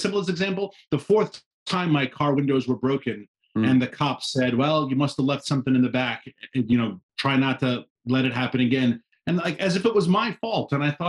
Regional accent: New York City, New York, United States; moved away as an adult; also born or lived in Washington, D.C.; now in Shenandoah Valley, Virginia, United States; I was born in Queens. I was born in New York City. I'm from a long-storied New York family.

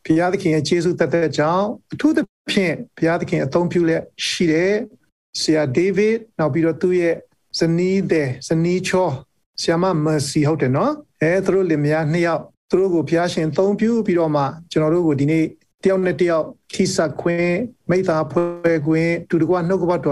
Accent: Taunggyi, Shan State, Myanmar

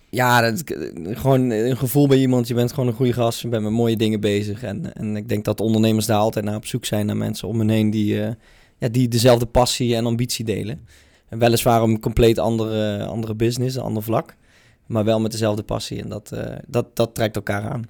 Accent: North Limburg, Netherlands; Ik kom zelf uit Noord-Limburg

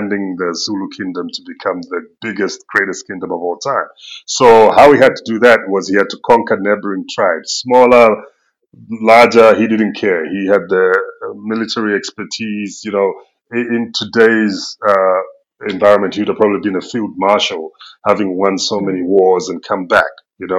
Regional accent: Zambia; I'm originally from Zambia. It's a country in Southern Africa, just below the current Democratic Republic of Congo and above Zimbabwe.

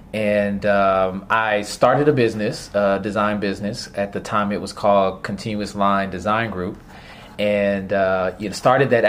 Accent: Miami, Florida, United States; I was raised in Miami, Florida.

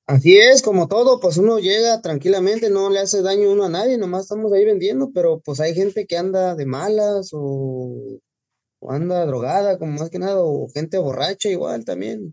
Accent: Puebla, Mexico; now in Los Angeles, United States; Soy de Puebla, originario de un pueblito llamado Santiago Tepeclacmolco, municipio de Clacotepec

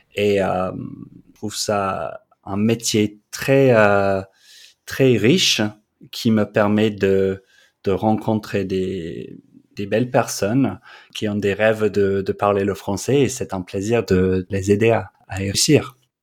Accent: London, United Kingdom; French is a second language; moved away as an adult; also born or lived in Australia; now in Montpellier, France; Le français n'est pas ma langue maternelle. Je suis anglais de Londres

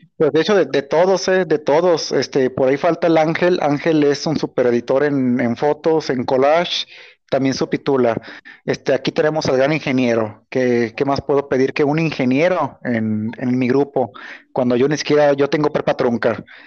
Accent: Guanajuato, Mexico; yo soy de Guanajuato

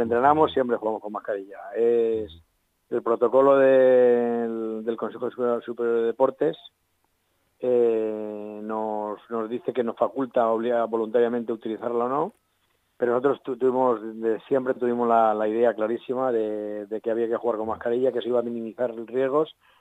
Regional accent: Leganés, Community of Madrid, Spain; soy vecino de Leganés

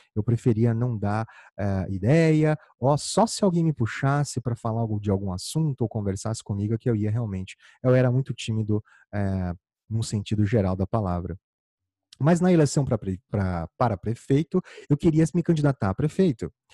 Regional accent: Campo Grande, Mato Grosso do Sul, Brazil; eu sou natural de Campo Grande, no Mato Grosso do Sul.

